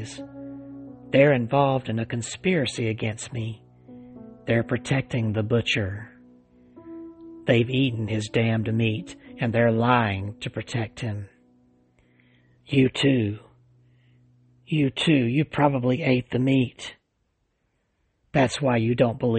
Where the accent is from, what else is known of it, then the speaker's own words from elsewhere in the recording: Alabama, United States; right here in my home state of Alabama